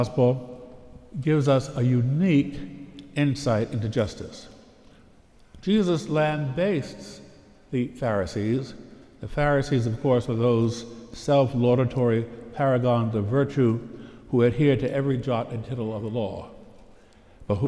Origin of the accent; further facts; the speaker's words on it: Pittsburgh, Pennsylvania, United States; I hail from the Diocese of Pittsburgh